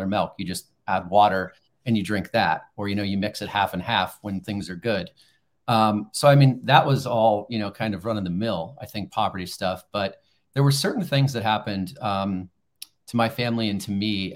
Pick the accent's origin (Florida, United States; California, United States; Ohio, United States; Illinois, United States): California, United States; Los Angeles; I'm a native Angeleno, right? I grew up in Los Angeles